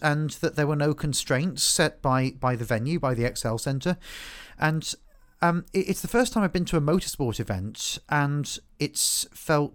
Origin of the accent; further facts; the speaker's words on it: England, United Kingdom; moved away; being an Englishman who doesn't live in England